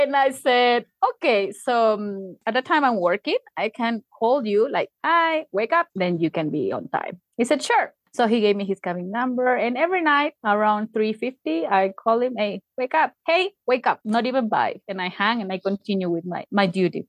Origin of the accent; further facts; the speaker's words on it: Tacna, Peru; English is a second language; now in Arequipa, Peru; I am from Tacna, which is in the border with Chile in the south